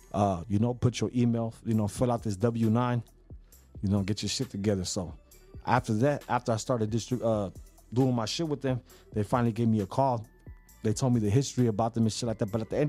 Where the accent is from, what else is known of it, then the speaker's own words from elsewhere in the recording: San Diego, California, United States; I'm from the South Bay. I'm from the San Diego. I'm from...